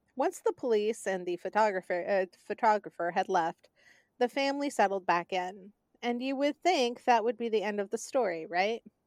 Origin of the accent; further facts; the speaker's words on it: the South, United States; accent: Southern; I am from the South, and, um, this is how I sound when I have been talking too much during the day